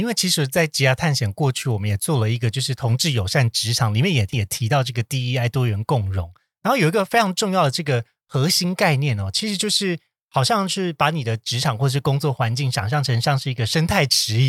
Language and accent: Chinese; Taiwan; 就是台身为一个台湾人，可能呃这个先天生下来这个红利是什么？